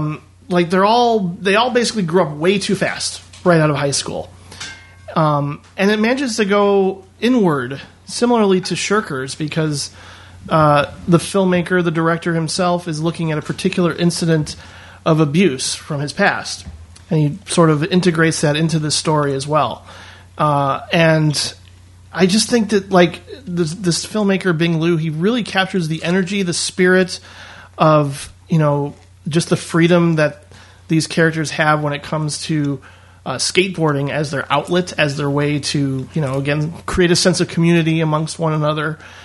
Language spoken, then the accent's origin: English; Indiana, United States; I would say so. Yeah. I mean, it wasn't like, you know, it was lower middle class, more or less